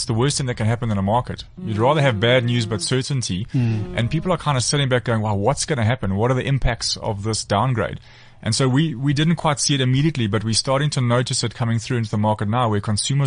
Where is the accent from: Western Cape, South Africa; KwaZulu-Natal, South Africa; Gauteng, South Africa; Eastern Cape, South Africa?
KwaZulu-Natal, South Africa; Durban; I am from Durban.